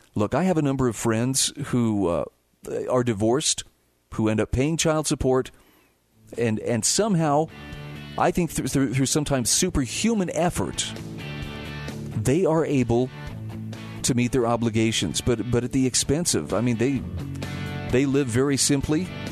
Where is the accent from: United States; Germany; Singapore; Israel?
United States; Utah; my home state of Utah